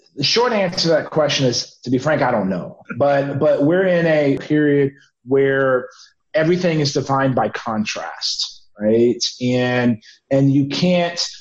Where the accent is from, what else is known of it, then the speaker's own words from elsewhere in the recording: San Antonio, Texas, United States; my hometown, San Antonio, where I live